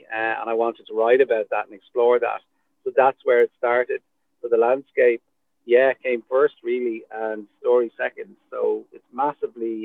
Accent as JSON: {"language": "English", "town": "Dublin", "region": "Leinster", "country": "Ireland", "tie": "born or raised there", "said": "As a dub growing up in Dublin, I went through the Irish school system"}